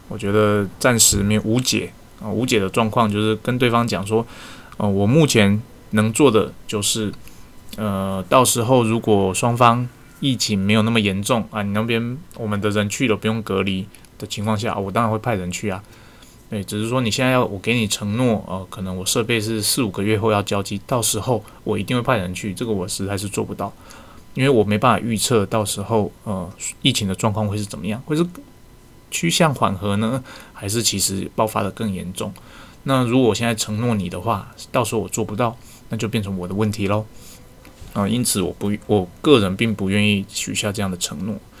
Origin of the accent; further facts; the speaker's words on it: Taiwan; 我们台湾人